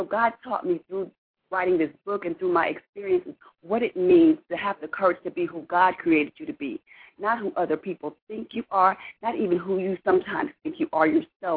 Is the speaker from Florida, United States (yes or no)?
yes; Florida, United States; moved away as an adult; now in Texas, United States; I am originally from Florida. I've been in Texas for about 12 years now.